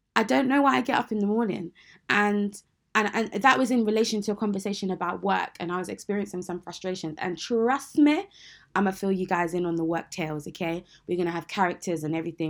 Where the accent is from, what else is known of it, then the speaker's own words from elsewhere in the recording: United Kingdom; I am a British Nigerian Christian woman.